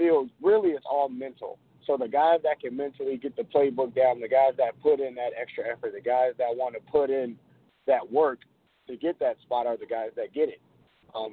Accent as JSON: {"language": "English", "town": "New York City", "region": "New York", "country": "United States", "tie": "born or raised there", "said": "I was born and raised in New York. I was born in the Bronx."}